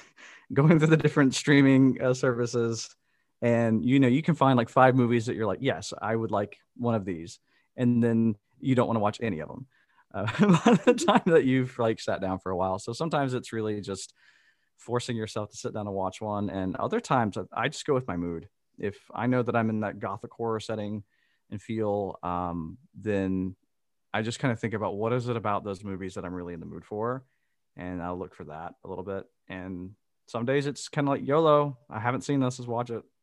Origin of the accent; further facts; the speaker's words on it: the South, United States; I'm from the South, and uh, it was in a rather, uh, it, it, was not a like suburban area that we went to.